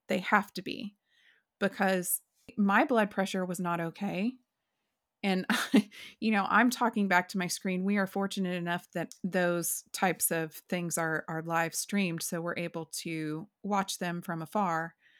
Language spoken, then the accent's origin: English; rural Oklahoma, United States; I grew up in Oklahoma, and I grew up in rural Oklahoma